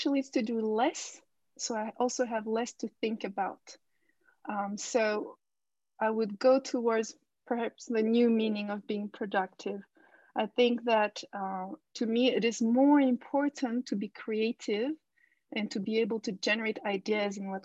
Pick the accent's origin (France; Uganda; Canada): France; also born or lived in Japan; now in Istanbul, Turkey; I was born in Japan and I grew up in France, but I live in Istanbul now.